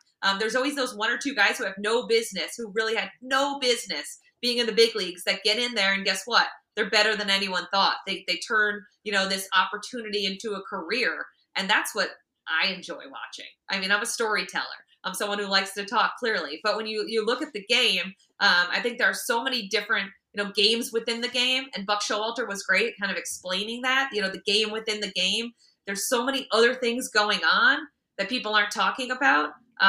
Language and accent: English; New England, United States; I am from New England.